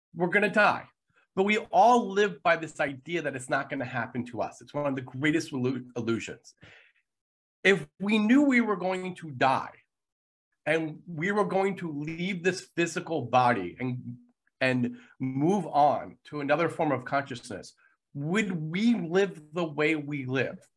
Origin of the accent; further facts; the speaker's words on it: United States; being an American